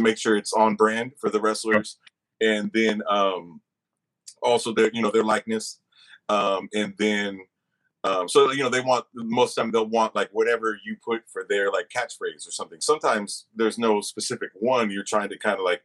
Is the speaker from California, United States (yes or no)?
yes; the Bay Area, California, United States; I'm from the Bay